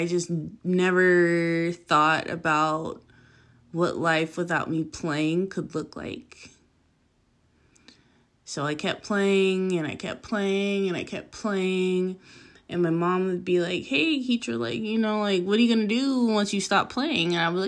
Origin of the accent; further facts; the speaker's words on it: La Puente, California, United States; also born or lived in Pasadena; I am 27 from Southern California. I would name a place, but I never stay in one place long enough for me to claim it as home. As a child, I lived in the city of La Puente, which is off the 10 freeway.